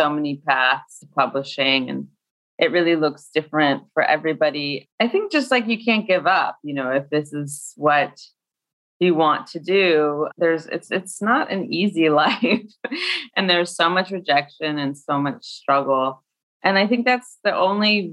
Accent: Scottsdale, Arizona, United States; moved away as an adult; now in Brooklyn, United States; I grew up in Scottsdale.

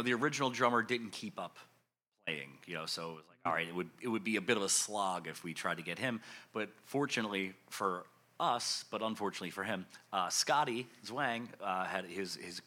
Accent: Philadelphia, Pennsylvania, United States; I grew up in West Philly

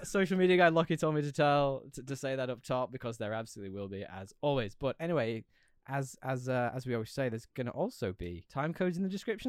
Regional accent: United Kingdom; I'm British.

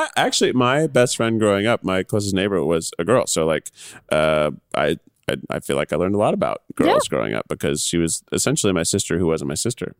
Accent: Carthage, Tennessee, United States; moved away; I'm from like rural Tennessee, a little town called Carthage, Tennessee.

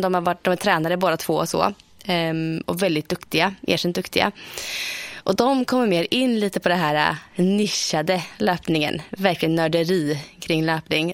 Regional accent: Östergötland, Sweden; also born or lived in Motala; Här i Motala

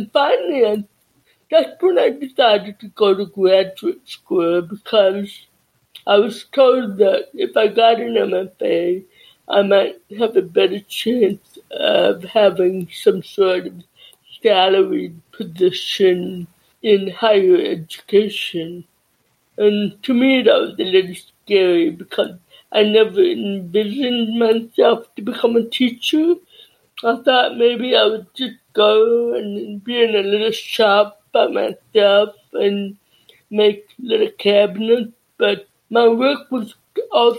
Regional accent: Southern California, United States; also born or lived in La Junta, Colorado / Hemet, California / Chula Vista, California; growing up in Southern California

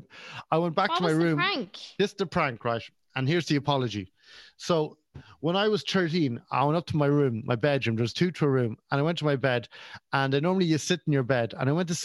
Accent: Cavan, Ulster, Ireland; moved away; I went to school in Cavan

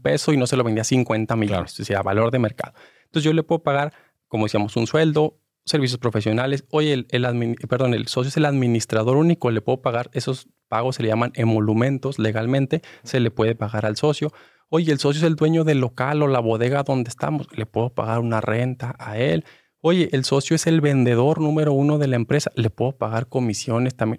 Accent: Mexico; nosotros como mexicanos

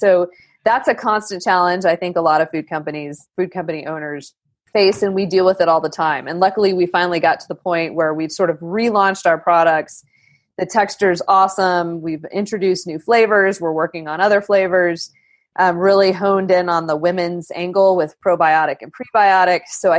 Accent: Lubbock, Texas, United States; Well, I was from Lubbock, which is even worse.

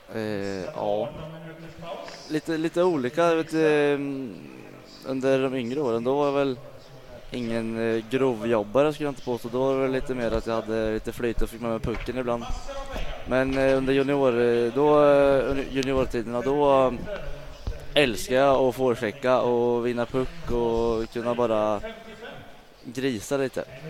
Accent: Falun, Dalarna County, Sweden; also born or lived in Mjölby; uppe i Falun där jag växte upp

